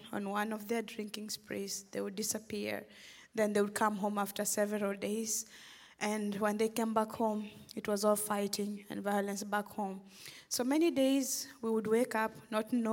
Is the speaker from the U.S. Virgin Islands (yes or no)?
no; Western Kenya, Kenya; now in Memphis, United States; I'm originally from Kenya. I grew up in a small village in western Kenya to parents who were subsistence farmers.